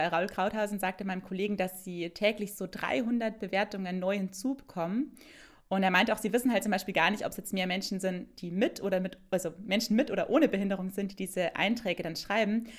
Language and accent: German; Bavaria, Germany; in Bayern liegen würde, wo ich herkomme